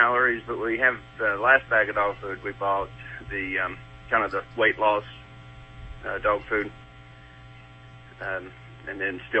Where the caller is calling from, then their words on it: Georgia, United States; I'm in Georgia.